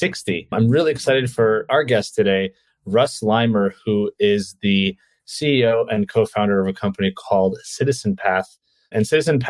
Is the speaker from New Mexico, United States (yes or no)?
no; New York City, New York, United States; also born or lived in Ukraine; I moved to New York when I was 2.5 from the Ukraine. So we did move internationally, but yeah, I don't have any memories of anywhere else but New York City.